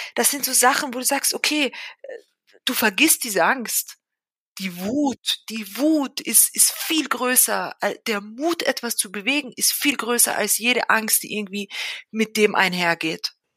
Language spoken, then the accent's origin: German; Villach, Carinthia, Austria; moved away as an adult; now in Vienna, Austria; Ich bin aber selber in Österreich groß geworden, genauer gesagt in Villach in Kärnten. Also ich bin eigentlich Kärntnerin